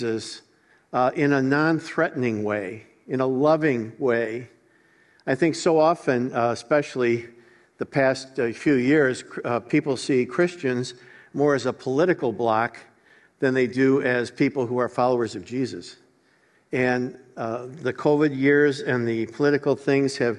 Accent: Chicago, Illinois, United States; I grew up in Chicago

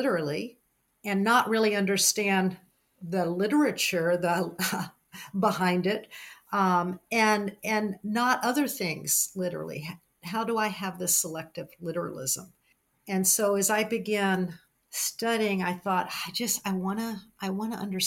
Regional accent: the South, United States; growing up in the South

